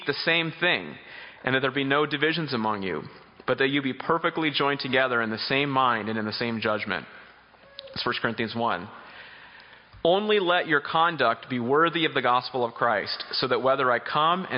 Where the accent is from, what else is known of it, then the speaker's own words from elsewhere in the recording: Boston, Massachusetts, United States; I'm from Boston, Massachusetts